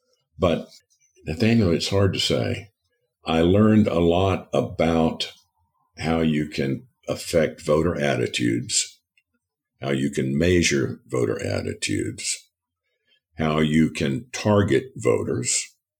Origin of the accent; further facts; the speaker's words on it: Fort Worth, Texas, United States; Fort Worth.